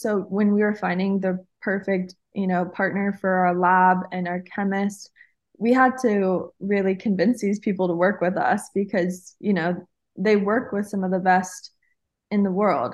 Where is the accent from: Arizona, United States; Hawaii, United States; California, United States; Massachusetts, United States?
Hawaii, United States; I'm actually Hawaiian